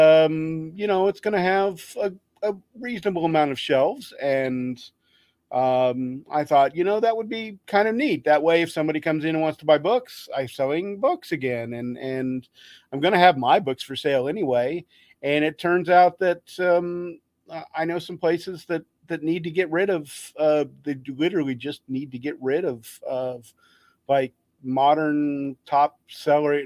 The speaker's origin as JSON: {"language": "English", "town": "Wichita", "region": "Kansas", "country": "United States", "tie": "born or raised there", "said": "Wichita, which is my hometown"}